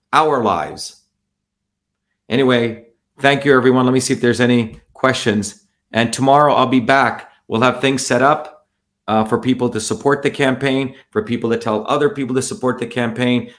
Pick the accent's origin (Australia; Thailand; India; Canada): India; now in Massachusetts, United States; 40 years ago, I when I grew up in India